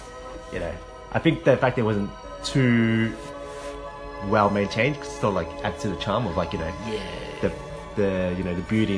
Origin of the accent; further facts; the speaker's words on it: Melbourne, Victoria, Australia; moved away as an adult; now in Japan; I love Melbourne, you know, that's my hometown